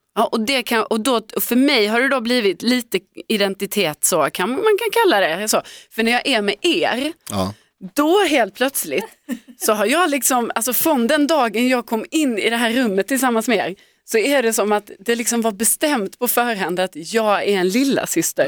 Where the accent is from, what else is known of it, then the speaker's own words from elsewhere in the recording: Lund, Skåne, Sweden; moved away; i hela mitt umgänge då i Lund, där jag är uppvuxen, från att jag liksom gick i skolan, eh, tills jag flyttade därifrån